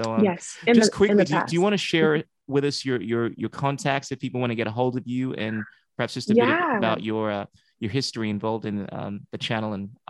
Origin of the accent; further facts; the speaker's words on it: Ghana; moved away; I've always felt a little different in the sense that I'm someone from Ghana. I was born there, and I was trying to identify with the African American culture when I came here